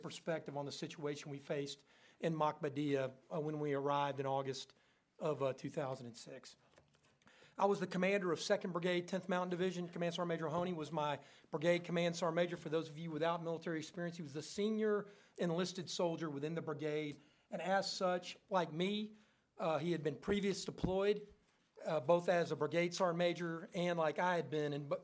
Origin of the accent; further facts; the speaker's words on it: Texas, United States; I am from Texas, and I'm a professional Texan by nature.